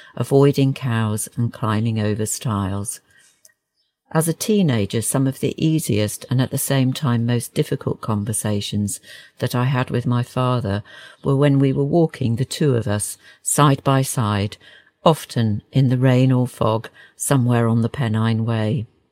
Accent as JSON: {"language": "English", "region": "Yorkshire and the Humber", "country": "United Kingdom", "tie": "born or raised there", "said": "I grew up in West Yorkshire"}